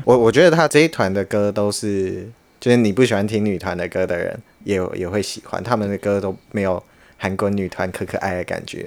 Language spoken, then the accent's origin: Chinese; Kaohsiung, Taiwan; moved away as an adult; also born or lived in Taipei; 我们都是高雄人，所以我们都是在台北租房子